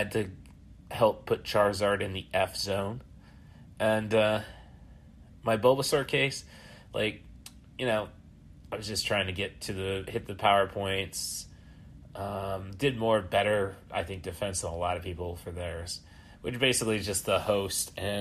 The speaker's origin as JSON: {"language": "English", "town": "Morton", "country": "United States", "tie": "born or raised there", "said": "my hometown of Morton"}